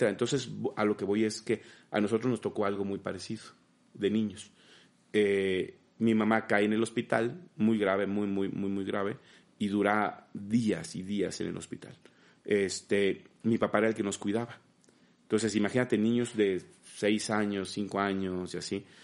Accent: Mexico; en mi caso, imagínate como mexicano, ser el único mexicano animador

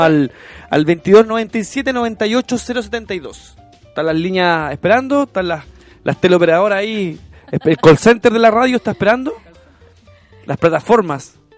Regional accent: Chile

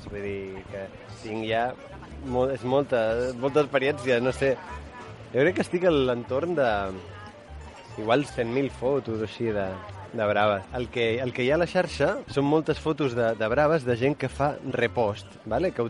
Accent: Girona, Catalonia, Spain; Jo, jo sóc de Girona, i a Girona s'imposen sempre les braves del cònic

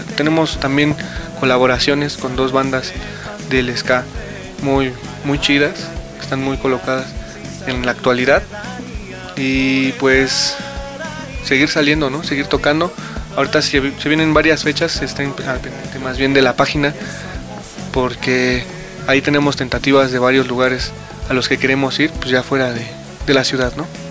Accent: Mexico; somos de México, somos un producto hecho en México

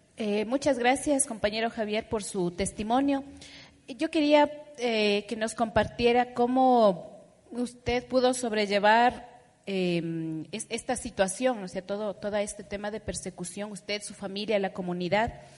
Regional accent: Junín, Imbabura, Ecuador; defender mi territorio donde yo nací, donde mi familia entraron y todos estamos ahí habitando en ese territorio

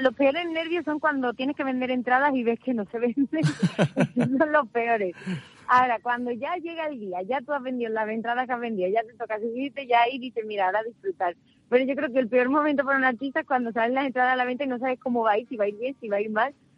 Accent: El Puerto de Santa María, Andalusia, Spain; de Puerto Santa María

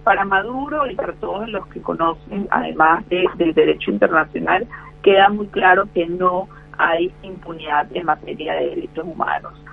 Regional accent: Venezuela; now in Argentina; yo no solo soy venezolana, yo soy argentina, mi papá era argentino, estuvo auxiliado en Venezuela

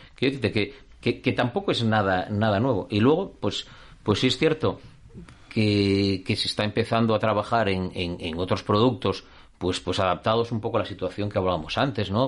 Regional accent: Asturias, Spain; somos españoles, somos asturianos

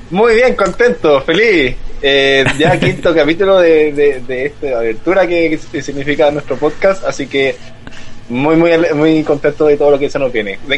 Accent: Chile

